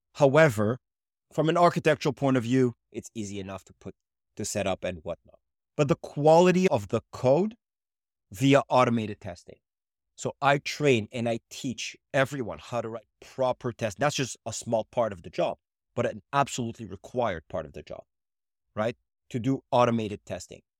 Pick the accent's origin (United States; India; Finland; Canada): Canada; also born or lived in Israel; now in Montreal, Canada; I was born in Israel, I moved to Canada